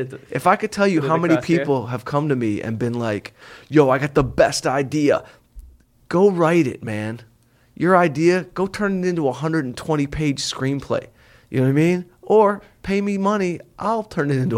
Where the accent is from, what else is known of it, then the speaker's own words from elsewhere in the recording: Southfield, Michigan, United States; moved away; Southfield, Michigan is where I grew up